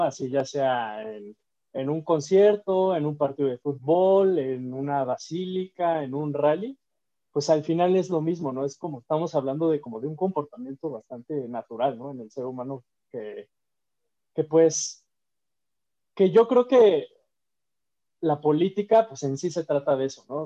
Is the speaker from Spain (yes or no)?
no; Mexico; nosotros somos mexicanos